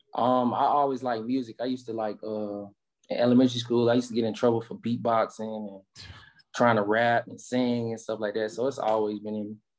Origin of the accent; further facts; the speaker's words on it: Rocky Mount, North Carolina, United States; growing up in Rocky Mountain, man, you know, it's it's like growing up in, you know, any little, you know, urban area in America